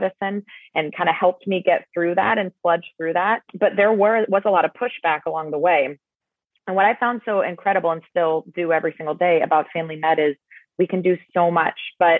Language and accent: English; Pittsburgh, Pennsylvania, United States; I grew up in Pittsburgh